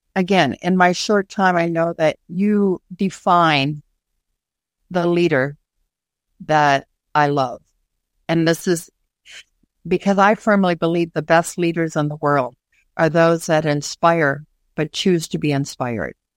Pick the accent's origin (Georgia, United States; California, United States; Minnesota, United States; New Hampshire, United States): Minnesota, United States; my hometown of Minnesota